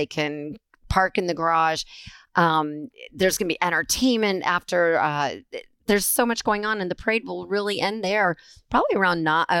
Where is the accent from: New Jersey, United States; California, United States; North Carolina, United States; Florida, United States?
Florida, United States; Fort Lauderdale; as a native of Fort Lauderdale